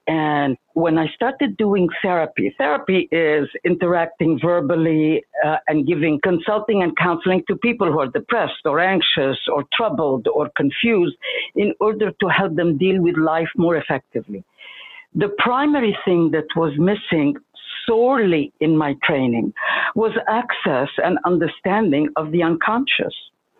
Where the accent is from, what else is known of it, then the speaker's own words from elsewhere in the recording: Egypt; I come originally from Egypt. My father believed in being the wandering Jew, so we kept changing countries from place to place to place, but very Jewish.